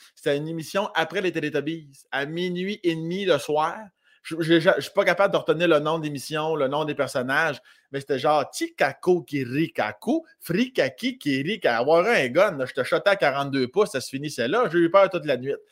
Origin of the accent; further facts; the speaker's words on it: village near Saint-Agapit, Lotbinière, Quebec, Canada; moi, je viens de l'Orientation, qui est un village pas loin de Saint-Agapi, dans la région de Lobinière